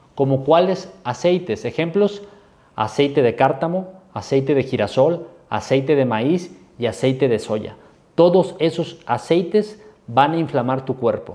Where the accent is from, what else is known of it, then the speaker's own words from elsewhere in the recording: Mexico; yo soy mexicano y amo esas tradiciones